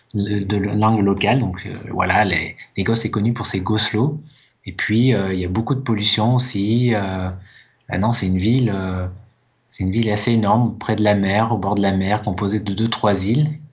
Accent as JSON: {"language": "French", "country": "France", "said": "je suis français, tu vois, je suis pas anglais"}